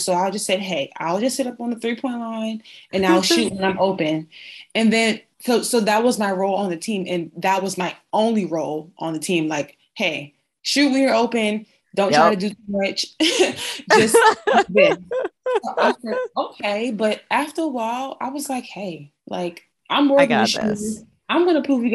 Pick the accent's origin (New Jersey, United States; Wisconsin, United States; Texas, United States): New Jersey, United States; I was born and raised in New Jersey